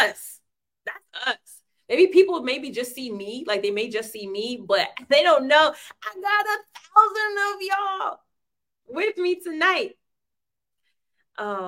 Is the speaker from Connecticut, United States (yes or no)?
no; Boise, Idaho, United States; moved away; also born or lived in Ohio; I am from the United States of America, born in Boise, Idaho. I hail from Boise, Idaho, then by way of Ohio.